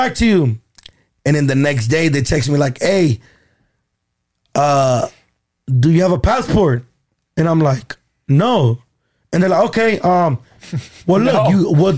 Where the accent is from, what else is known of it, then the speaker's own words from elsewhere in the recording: Los Angeles, California, United States; I grew up in downtown LA, Echo Park area